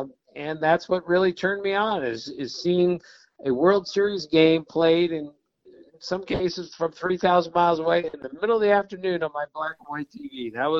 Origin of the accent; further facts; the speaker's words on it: suburban Washington, D.C., Maryland, United States; I grew up in suburban Washington, D.C.